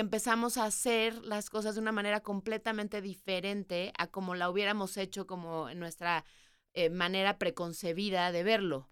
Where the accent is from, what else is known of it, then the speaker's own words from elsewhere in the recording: Mexico; moved away as an adult; also born or lived in England / New York; Y yo como buena mexicana